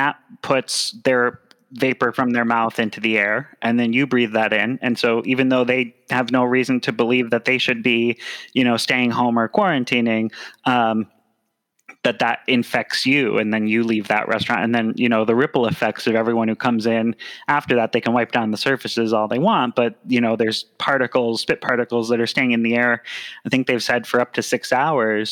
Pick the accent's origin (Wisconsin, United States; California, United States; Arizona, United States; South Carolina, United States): Wisconsin, United States; moved away; I grew up in Wisconsin.